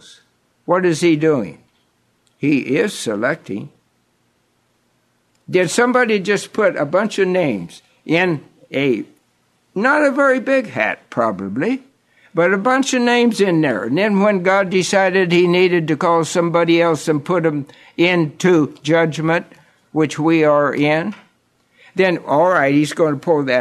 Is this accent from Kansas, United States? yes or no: yes; Kansas, United States; a little country boy growing up in Kansas on the flatlands